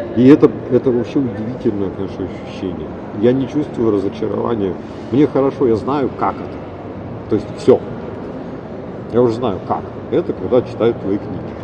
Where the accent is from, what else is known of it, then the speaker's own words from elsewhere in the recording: Urals, Russia; я все-таки уральский да, человек